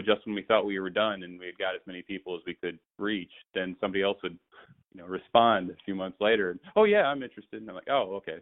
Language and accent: English; Indiana, United States; moved away as an adult; now in Phoenix, United States; I was living in Indianapolis, and I'm I'm from Indiana